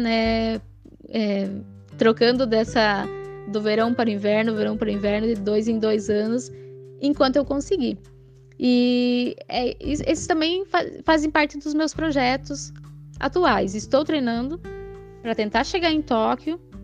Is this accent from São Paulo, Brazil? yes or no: no; Santa Catarina, Brazil; moved away; desde que eu saí de Santa Catarina, deixei lá a minha família